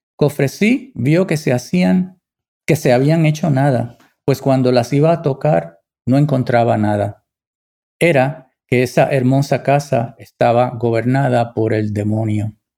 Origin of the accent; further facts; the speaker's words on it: Puerto Rico; mi tierra